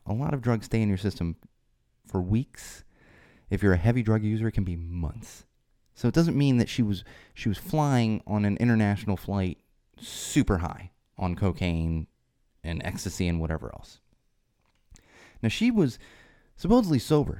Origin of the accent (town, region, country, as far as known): San Diego, California, United States